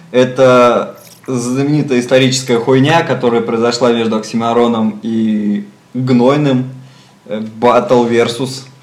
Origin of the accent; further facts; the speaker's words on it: Moscow, Russia; я как москвич и велосипедист